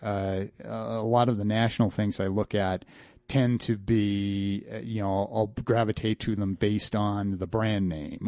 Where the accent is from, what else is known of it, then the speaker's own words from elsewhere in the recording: Grand Junction, Colorado, United States; also born or lived in Denver, Colorado; Grand Junction, which is my hometown